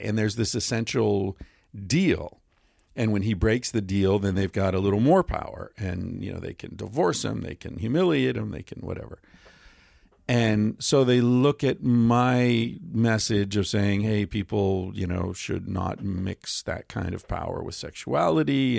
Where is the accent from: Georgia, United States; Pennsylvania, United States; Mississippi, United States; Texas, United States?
Pennsylvania, United States; Western; I grew up in Western Pennsylvania